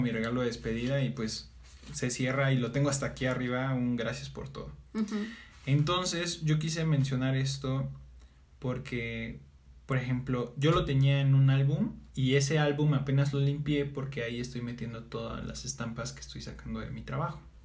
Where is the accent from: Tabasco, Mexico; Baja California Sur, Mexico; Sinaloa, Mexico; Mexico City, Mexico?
Sinaloa, Mexico; Mazatlán; yo me voy a vivir a Mazatlán, Sinaloa, de donde soy, con mi abuela